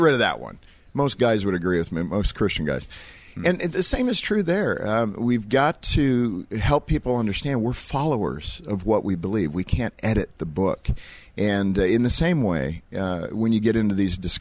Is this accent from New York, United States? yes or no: no; California, United States; when I was born in California